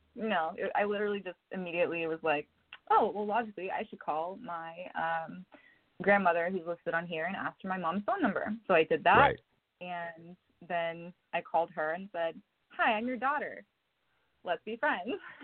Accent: Oklahoma, United States; also born or lived in Tennessee; now in Los Angeles, United States; I was born in Tennessee, but I spent a lot of my lifetime being raised in Oklahoma on a ranch

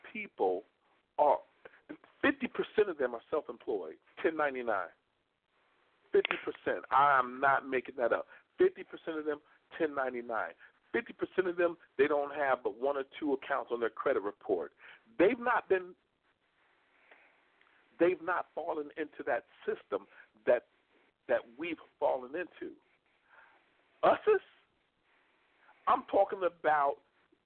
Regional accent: Kentucky, United States; now in Texas, United States; my home state of Kentucky, go Wildcats, bourbon, and the Kentucky Derby

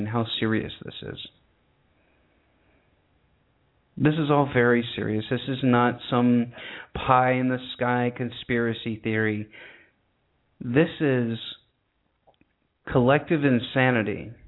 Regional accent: United States; When I grew up in America

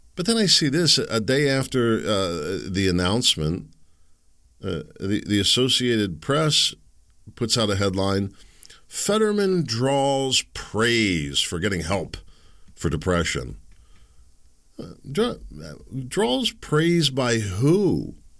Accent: Pennsylvania, United States; I'm from Pennsylvania

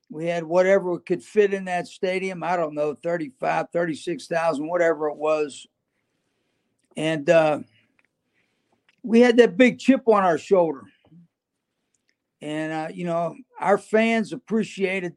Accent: Western Pennsylvania, United States; moved away; also born or lived in Greenville, North Carolina; I grew up like that in Western Pennsylvania.

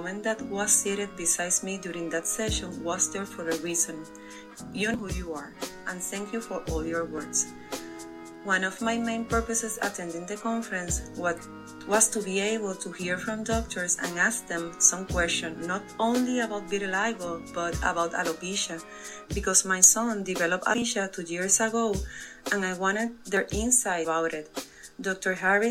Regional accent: Puerto Rico; first language Spanish; English is a second language; I'm from Puerto Rico.

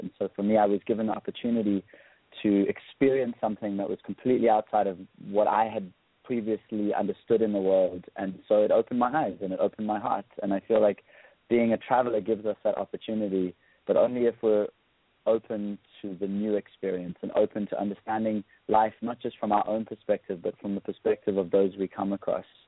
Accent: South Africa; also born or lived in London; I grew up in South Africa

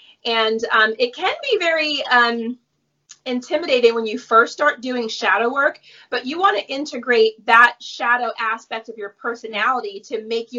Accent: New Jersey, United States; now in Venice Beach, United States; I grew up in New Jersey, which is the Garden State, and I grew up around a lot of farms.

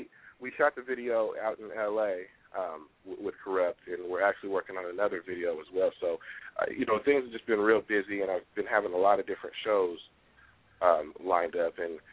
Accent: West Coast, United States; also born or lived in Atlanta; I mean, I was, you know, born in Atlanta, but really I was raised on the West Coast, so, I mean, that's what's in my blood.

